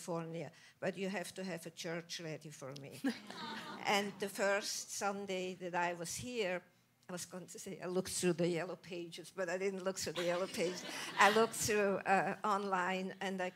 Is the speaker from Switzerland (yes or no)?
yes; Switzerland; moved away as an adult; also born or lived in New York, United States; now in Agoura Hills, United States; I'm Swiss, born and raised in Switzerland